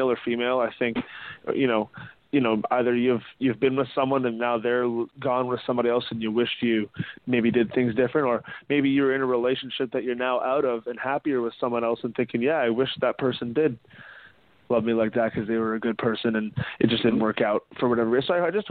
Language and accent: English; Ajax, Ontario, Canada; I'm from Ajax